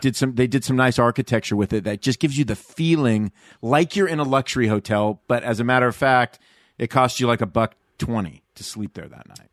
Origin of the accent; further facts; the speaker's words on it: Southern California, United States; moved away; growing up in SoCal